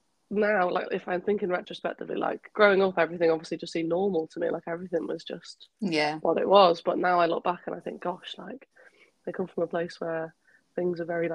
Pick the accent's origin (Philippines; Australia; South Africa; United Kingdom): United Kingdom; Wales; now in Liverpool, United Kingdom; My mum's from a little village called Mostyn, and my dad was born and raised in Bagot as well. So very really interesting sort of growing up, I think, because very almost sheltered in a lot of ways, like just little town.